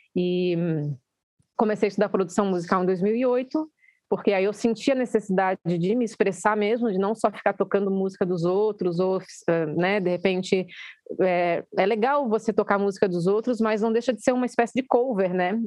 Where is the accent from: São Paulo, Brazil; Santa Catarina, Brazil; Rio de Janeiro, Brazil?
Santa Catarina, Brazil; Florianópolis; Eu sou de Floripa